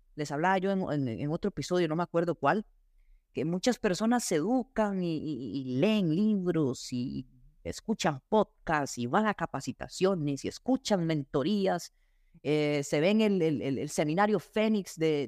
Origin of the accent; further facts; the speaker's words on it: Costa Rica; soy costarricense